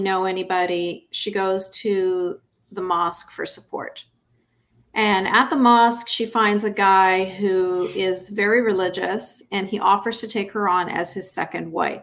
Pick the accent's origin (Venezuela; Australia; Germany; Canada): Canada; I grew up in Canada in a fundamentalist Muslim household